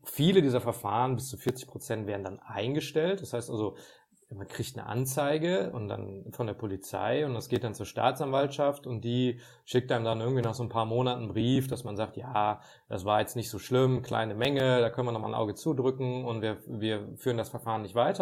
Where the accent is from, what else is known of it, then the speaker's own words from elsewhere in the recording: Ruhr area, North Rhine-Westphalia, Germany; ich komme aus dem Ruhrgebiet, da feiern wir Karneval